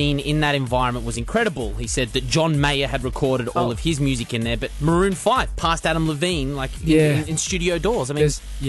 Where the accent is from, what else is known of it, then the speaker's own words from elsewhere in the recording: England, United Kingdom; I'm English